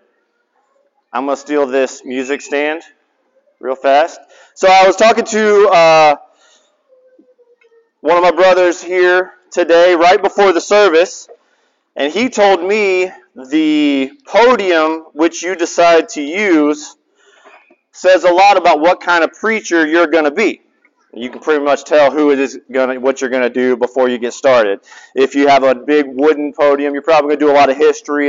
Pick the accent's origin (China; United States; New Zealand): United States; the South; now in Hawaii, United States; I'm from the South.